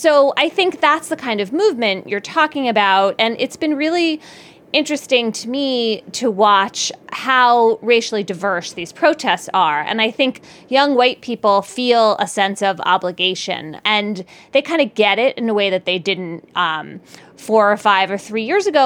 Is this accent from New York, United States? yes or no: no; Philadelphia, Pennsylvania, United States; growing up in Philadelphia